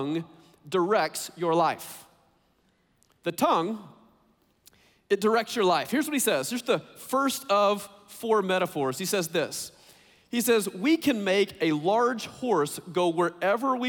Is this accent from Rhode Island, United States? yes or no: no; Texas, United States; I grew up in Texas